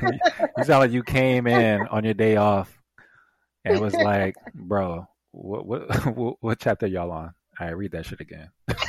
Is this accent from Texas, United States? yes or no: no; South Carolina, United States; also born or lived in New York; No, I grew up